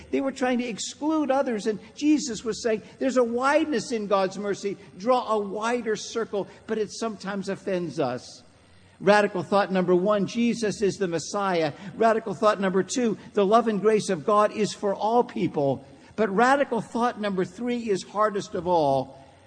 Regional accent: Pittsburgh, Pennsylvania, United States; growing up in Pittsburgh, Pennsylvania

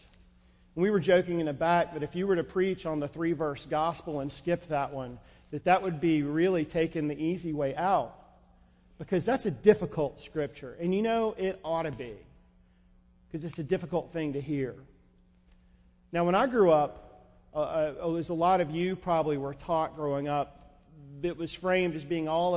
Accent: North Georgia, United States; I grew up in North Georgia

